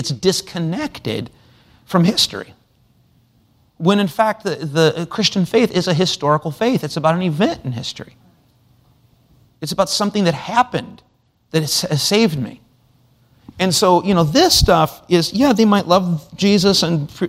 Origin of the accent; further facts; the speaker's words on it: United States